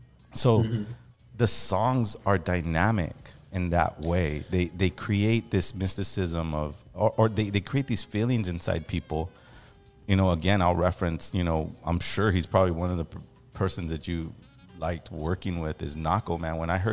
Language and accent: English; Los Angeles, California, United States; growing up in Los Angeles